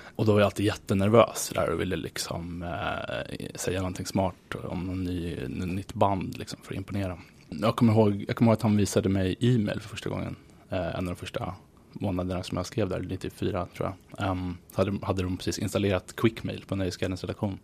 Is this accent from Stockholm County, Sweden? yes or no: yes; Nacka, Stockholm County, Sweden; moved away as an adult; now in New York, United States; Jag var uppvuxen i förorten